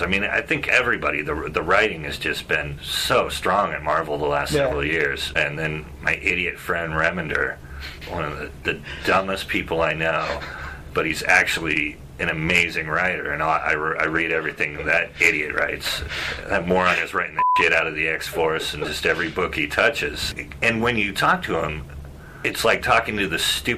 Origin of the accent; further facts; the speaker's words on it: Bay Area, California, United States; they were a Bay Area band, and that's where I grew up